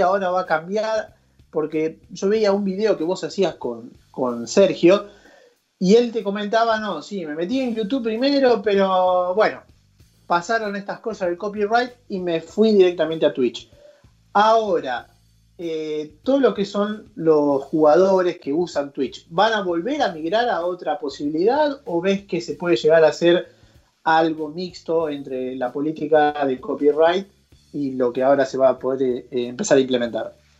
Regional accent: Argentina; nosotros como argentinos

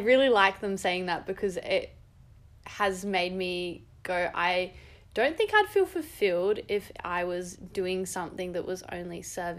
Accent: Adelaide, South Australia, Australia; moved away; also born or lived in Canberra; I'm from Adelaide originally.

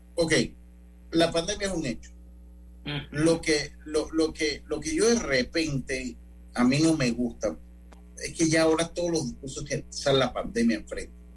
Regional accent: Panama; nosotros mismos como panameños

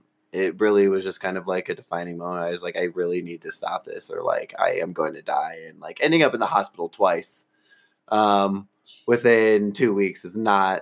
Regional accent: Southfield, Michigan, United States; moved away as an adult; now in Colorado, United States; I moved from Detroit. So Detroit, Michigan, my hometown. I love it. I guess I should say Southfield. I'm not really from Detroit. I'm in the burbs.

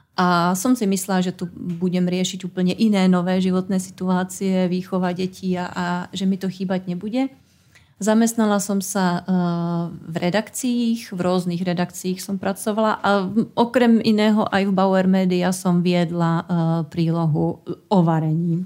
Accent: Jistebnice, South Bohemian Region, Czechia; moved away; pochádzam z husického kraja a detstvo som strávila obi- v Istebnici, odkiaľ sú moje obidve babičky

